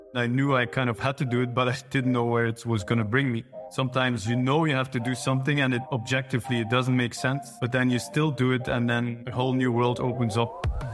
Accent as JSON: {"language": "English", "region": "Flanders", "country": "Belgium", "tie": "born or raised there", "said": "In Flanders, so in Belgium, but in the northern part of Belgium"}